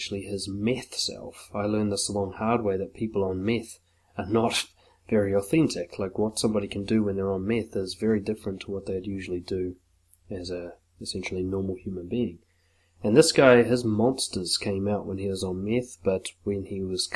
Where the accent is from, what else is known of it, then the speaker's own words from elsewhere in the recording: Auckland, New Zealand; I grew up in West Auckland